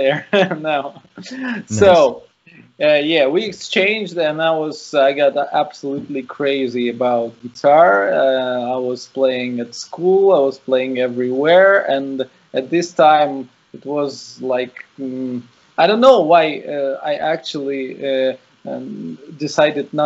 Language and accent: English; Saint Petersburg, Russia; I'm from St. Petersburg, Russia.